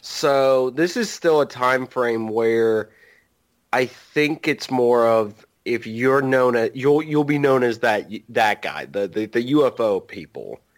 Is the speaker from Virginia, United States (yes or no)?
yes; Virginia, United States; I am from, I am from Virginia. We're really close to West Virginia